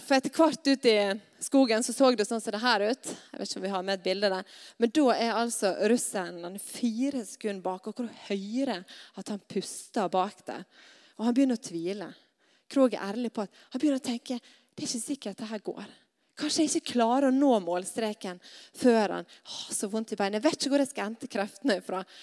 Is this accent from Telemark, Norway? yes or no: no; Stad, Vestland, Norway; hjemme på Stad